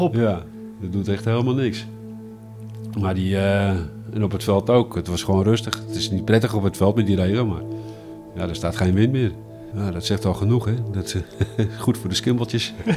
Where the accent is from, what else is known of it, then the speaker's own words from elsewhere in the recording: Alkmaar, North Holland, Netherlands; also born or lived in Heemskerk; Ik ben eigenlijk nooit uit Alkmaar vertrokken